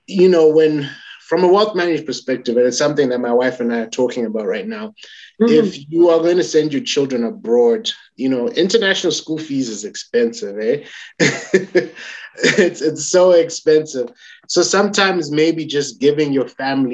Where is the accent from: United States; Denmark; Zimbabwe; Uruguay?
Zimbabwe; Currently in Zimbabwe